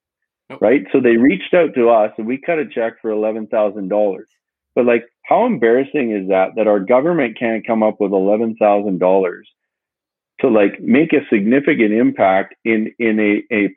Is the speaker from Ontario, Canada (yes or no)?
no; British Columbia, Canada; as a British Columbian